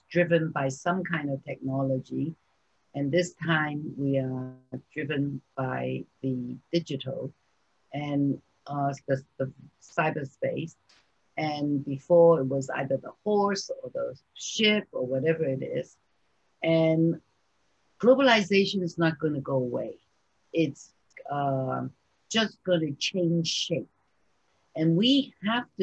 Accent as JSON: {"language": "English", "town": "New York City", "region": "New York", "country": "United States", "tie": "born or raised there", "said": "I grew up in New York City"}